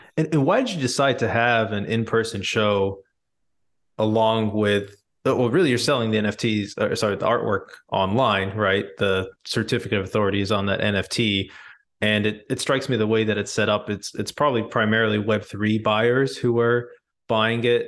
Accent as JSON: {"language": "English", "country": "India", "said": "I'm Indian"}